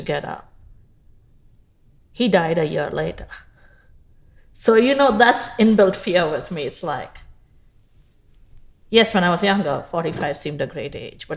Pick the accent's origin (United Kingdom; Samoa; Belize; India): India; Mumbai, Maharashtra; moved away as an adult; also born or lived in Bahrain; now in Houston, United States; I was born in Bombay, India, now known as Mumbai. Mm-hmm. And I went to school there